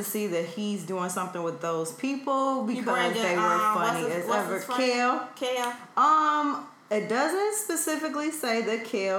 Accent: Chicago, Illinois, United States; I'm from Chicago. I grew up

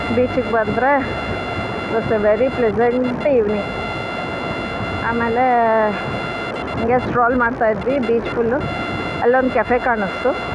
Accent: Bengaluru, Karnataka, India; ನಾನು ಬೆಂಗಳೂರೊಳೆ

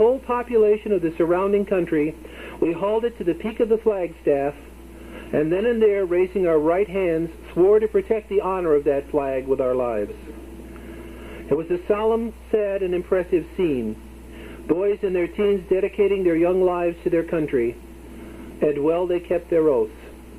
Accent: Oak Lawn, Illinois, United States; my hometown of Oak Lawn

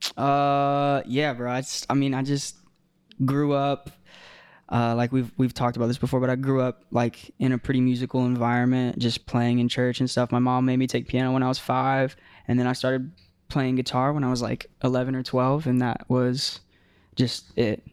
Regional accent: Tampa, Florida, United States; growing up in Tampa

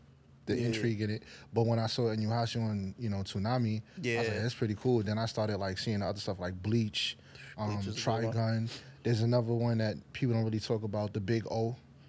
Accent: New York City, New York, United States; Well, yeah … I'm a rapper from the Bronx

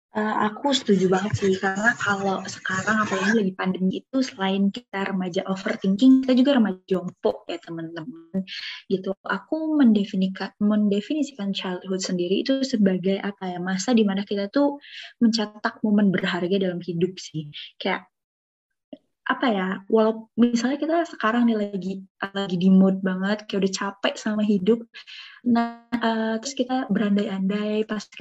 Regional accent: Bandung, West Java, Indonesia; Halo semuanya … aku dari Ilmu Ekonomi Islam 2021, asal dari Bandung dan merupakan staf humas SNF.

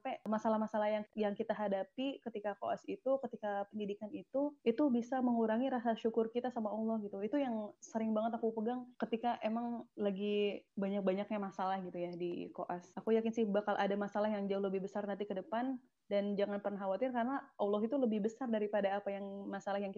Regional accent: Banten, Indonesia; mereka tuh kira aku tuh orang asli Palembang atau atau oh. aku tuh orang Sumatera gitu bukan aku tuh orang uh, Banten atau orang

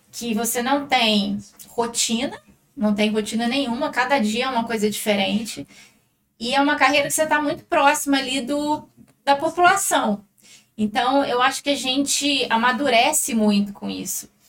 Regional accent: Pouso Alegre, Minas Gerais, Brazil; Eu sou de Pouso Alegre, minha naturalidade é daqui, só que meus pais são de fora.

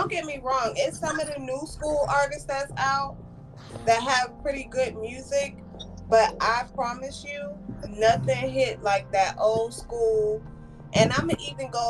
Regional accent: New Jersey, United States; me and my sisters was growing up in New Jersey

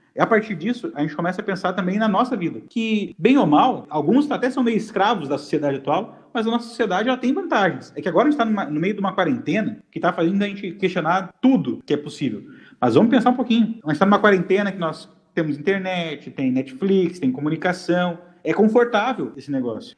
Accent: Gaúcho, Rio Grande do Sul, Brazil; O Erickson e eu somos gaúchos.

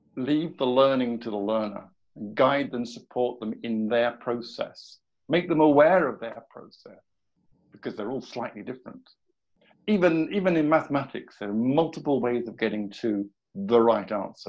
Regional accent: southern part of England, United Kingdom; moved away as an adult; now in Sweden; I'm British by by birth and by nature

